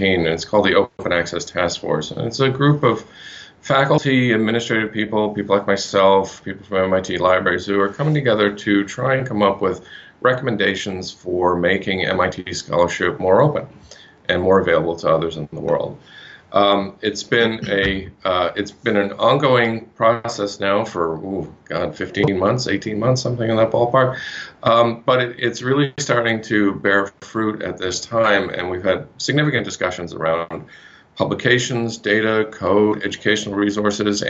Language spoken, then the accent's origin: English; Nova Scotia, Canada; I'm actually from Nova Scotia